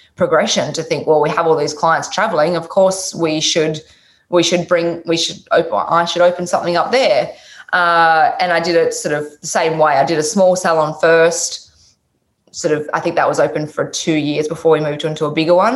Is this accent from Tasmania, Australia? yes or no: yes; Tasmania, Australia; moved away; I'm from Tasmania, the bottom of Australia originally